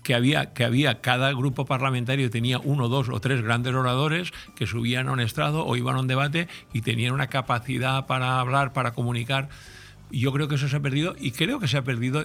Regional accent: Altea, Valencian Community, Spain

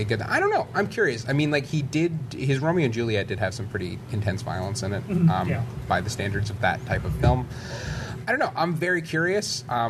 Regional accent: Canada; being particularly Canadian

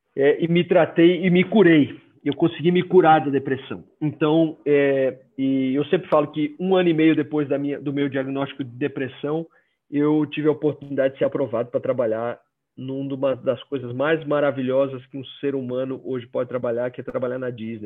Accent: Maceió, Alagoas, Brazil; accent: nordestino; moved away as an adult; now in Curitiba, Brazil; pelo meu sotaque eu não sou do sul eu sou nordestino eu cresci em Maceió Alagoas cresci lá

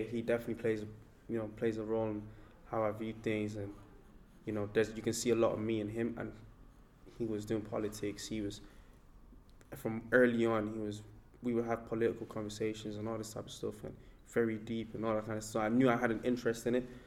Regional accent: Ireland; then we can have that common that commonality of we're all from Ireland. We're all speaking about our various realities in Ireland.

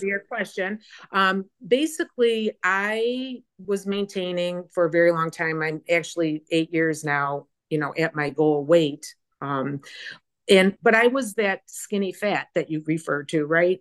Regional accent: Chicago, Illinois, United States; moved away as an adult; also born or lived in Phoenix, Arizona; I was born and raised in the Chicagoland area.

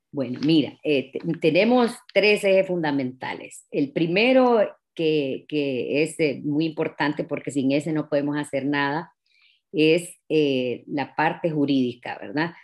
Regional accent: Tegucigalpa, Francisco Morazán, Honduras; yo nací aquí en Tegucigalpa, me gradué en una escuela bilingüe

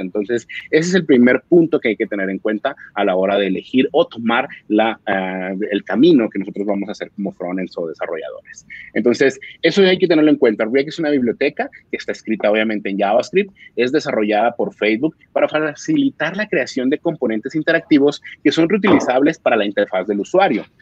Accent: Mexico; now in Colombia; Soy mexicano, pero actualmente vivo en Colombia

